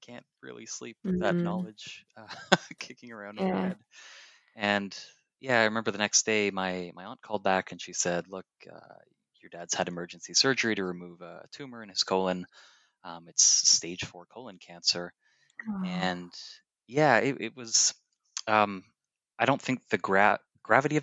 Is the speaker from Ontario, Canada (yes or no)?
yes; Toronto, Ontario, Canada; moved away as an adult; now in Hong Kong; I'm originally from Toronto, Canada, but I've been living in Hong Kong for the last 4 years